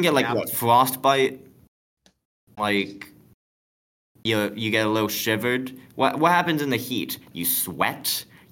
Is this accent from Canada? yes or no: yes; Canada; I am Canadian and I am proud